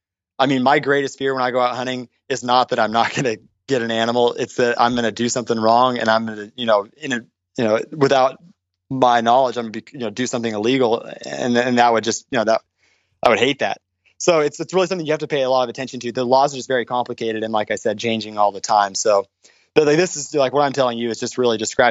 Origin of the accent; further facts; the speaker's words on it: Orange County, California, United States; I was raised in Orange County